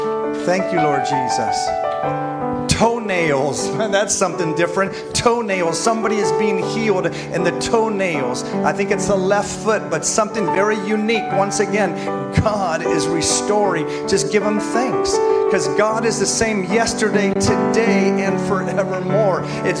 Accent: Spain; also born or lived in Mexico; I mean, growing up in Spain and Mexico, and we went, but I love Mexican food.

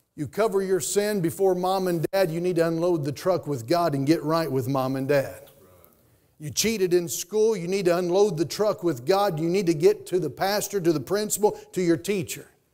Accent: Statesville, North Carolina, United States; I grew up in Statesville, North Carolina.

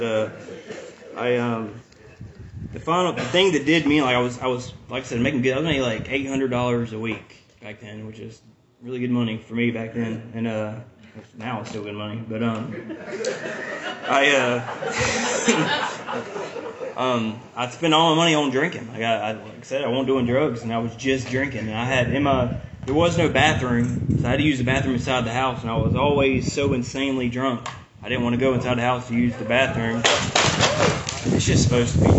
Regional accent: the South, United States; also born or lived in Vermont / Angier, North Carolina; I was from the South

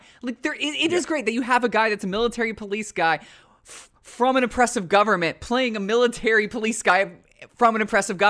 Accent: United States; as an American

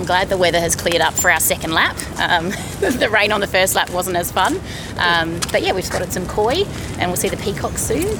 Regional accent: Perth, Western Australia, Australia; I'm from Perth.

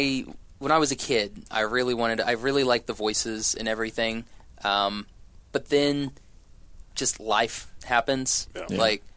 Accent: Shawnee, Oklahoma, United States; I grew up in Shawnee.

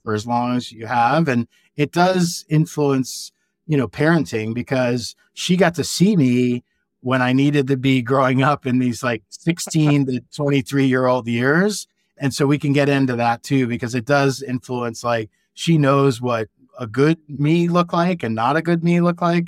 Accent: Virginia, United States; moved away as an adult; also born or lived in New York / Southern California / Kodiak, Alaska / California; I grew up in Virginia, I went to the University of Virginia for undergrad

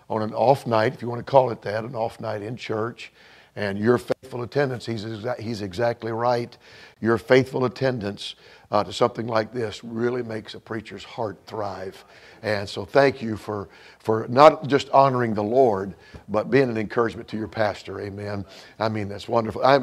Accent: Bourbonnais, Illinois, United States; Uh, we are from Bourbonnais, Illinois.

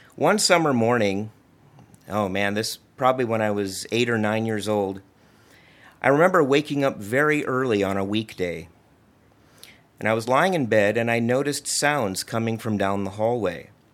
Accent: Libertyville, Illinois, United States; also born or lived in Washington, D.C. / Maryland; I grew up here in Libertyville, as did my wife, Rita

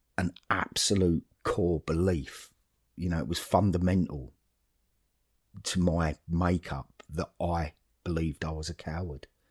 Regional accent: Dagenham, London, United Kingdom; moved away as an adult; now in Horrabridge, United Kingdom; when I grew up in Dagenham

